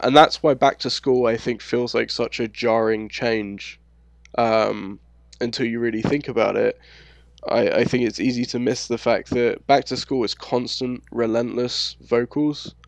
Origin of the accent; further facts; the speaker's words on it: London, United Kingdom; accent: London; moved away as an adult; also born or lived in Scotland; now in United States; growing up in London